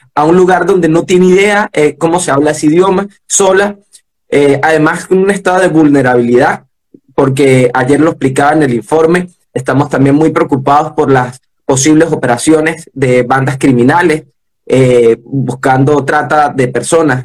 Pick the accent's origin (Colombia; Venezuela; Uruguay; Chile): Venezuela; soy venezolano